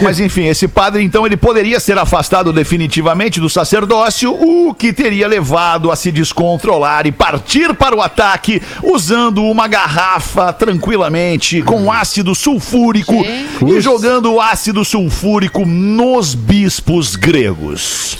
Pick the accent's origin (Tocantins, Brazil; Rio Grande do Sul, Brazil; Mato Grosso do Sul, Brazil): Rio Grande do Sul, Brazil; eu sou gaúcho